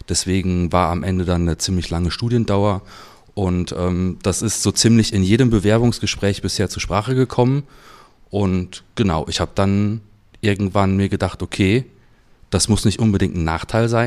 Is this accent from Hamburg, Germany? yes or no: no; Cologne, North Rhine-Westphalia, Germany; Aus Köln.